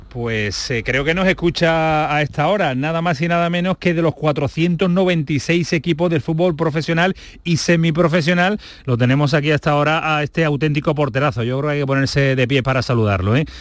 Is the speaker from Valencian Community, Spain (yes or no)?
no; Ceuta, Spain; Ceuta, que es mi tierra